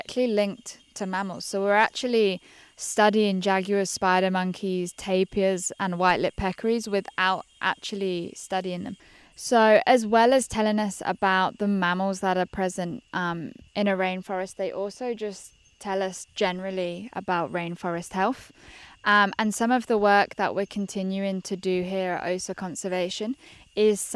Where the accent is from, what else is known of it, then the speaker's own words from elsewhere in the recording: United Kingdom; moved away as an adult; now in Costa Rica; being British